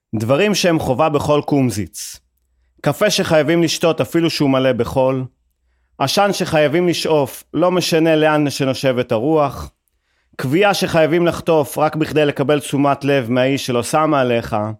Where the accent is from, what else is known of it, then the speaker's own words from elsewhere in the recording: Haifa, Haifa District, Israel; כחיפאי ושמוצניק